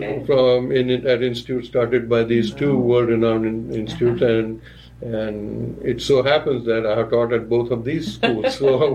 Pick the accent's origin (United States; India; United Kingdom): India; Gulbarga, Karnataka; first language Marathi; English is a second language; moved away; I grew up in Karnataka